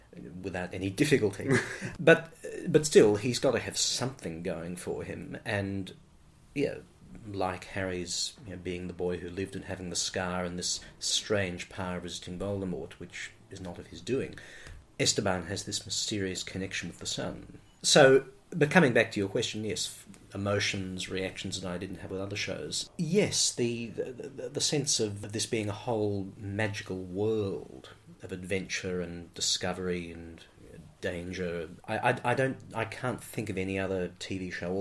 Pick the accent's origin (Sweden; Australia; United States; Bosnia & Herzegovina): Australia; Strathfield, New South Wales; I grew up in Strathfield, went to a school in Strathfield, and so, yes, for an urban kid like me